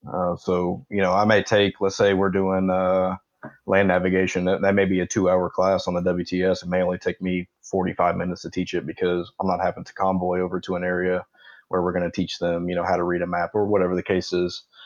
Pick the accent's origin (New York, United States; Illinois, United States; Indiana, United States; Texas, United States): Indiana, United States; Indianapolis; moved away as an adult; I'm from Indianapolis, Indiana, or around Indianapolis. That's what I claim.